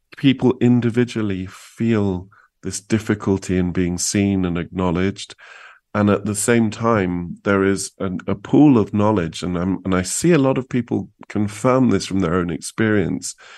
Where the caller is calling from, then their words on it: New Mexico, United States; also born or lived in Santa Fe; I'm calling you from New Mexico